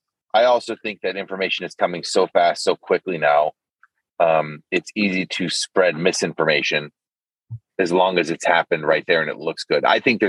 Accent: Cleveland, Ohio, United States; where I grew up in Cleveland

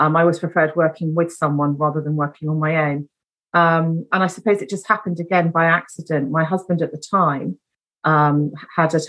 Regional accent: Brighton, South East England, United Kingdom; I was born down in Brighton, which is a coastal city

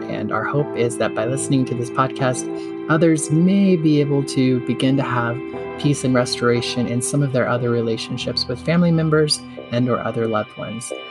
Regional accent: Wendell, Idaho, United States; I grew up in Wendell, Wendell, Idaho

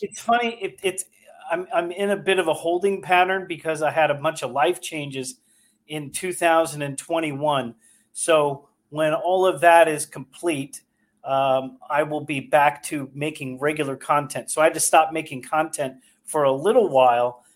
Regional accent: Northern California, United States; now in Delaware County, United States; I grew up in Northern California

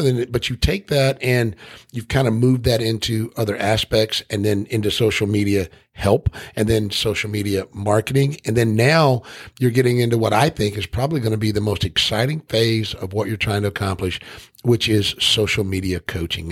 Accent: Tennessee, United States; I'm from Tennessee

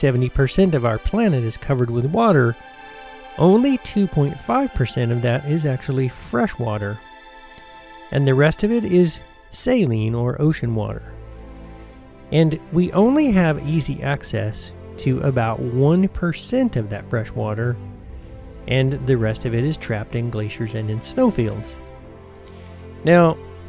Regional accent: United States; also born or lived in Georgia / Tennessee; now in Colorado, United States; When I was growing up in Georgia and Tennessee, there were two working farms in our family.

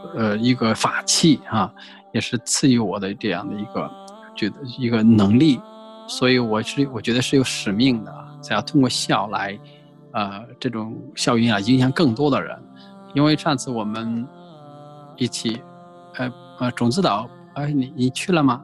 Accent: Puyang, Henan, China; 我是生活在农村啊，是一个河南叫仓节故里，我出生在仓节 造字的地方啊， 就是长久文化之乡， 河南濮阳南乐县

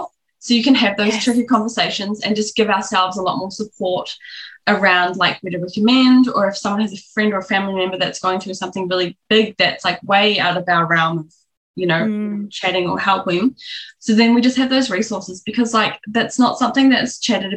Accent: New Zealand; now in Australia; I'm from New Zealand

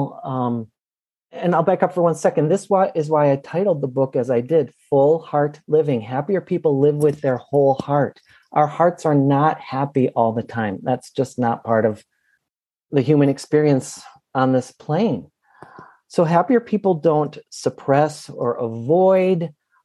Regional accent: Minneapolis, Minnesota, United States; right here in my hometown of Minneapolis

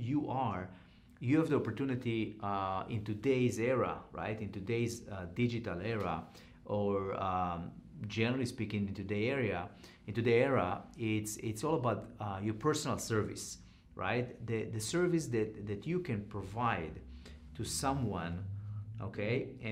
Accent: Israel; now in United States; when I grew up in Israel

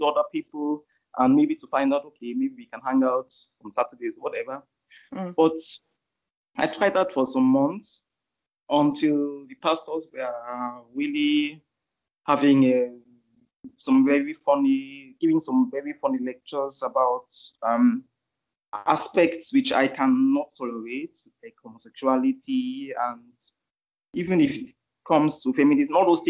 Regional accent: Austria; accent: Austrian; moved away as an adult; now in Lagos, Nigeria; I was born in Austria. I grew up in Austria. I went to school in Austria

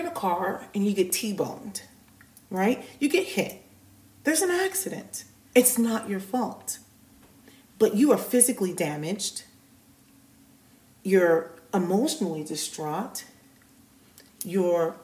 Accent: United States; We, as an American society, African Americans

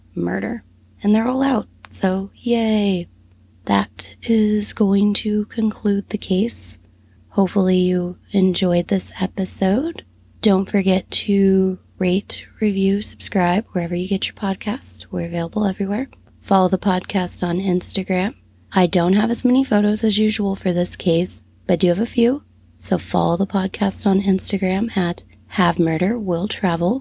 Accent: United States; as an American

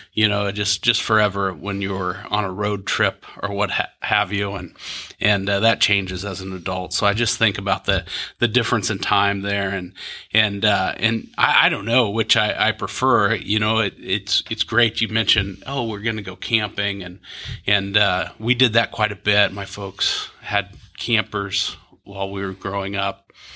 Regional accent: Topeka, Kansas, United States; now in Kansas City, United States; I grew up in Topeka, so just down the road

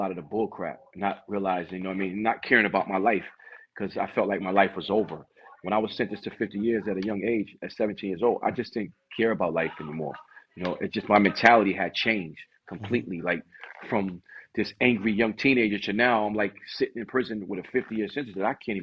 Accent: New Haven, Connecticut, United States; I'm from New Haven, Connecticut, born and raised

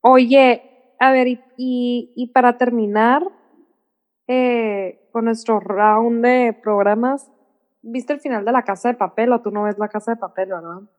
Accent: Mexico; yo en Estados Unidos no llego a un lugar y digo, ay, todo el mundo es blanco y yo soy mexicana

